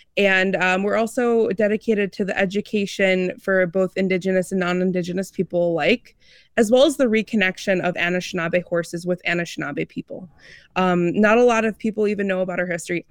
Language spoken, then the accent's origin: English; Midwest, United States; also born or lived in Seattle; now in Red Wing, Minnesota, United States; I'm originally from the Midwest